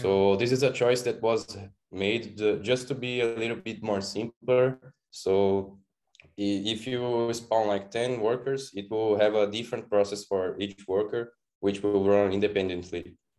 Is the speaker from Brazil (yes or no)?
yes; Brazil; I am from Brazil, living in Florianopolis, which is kind of a very beautiful island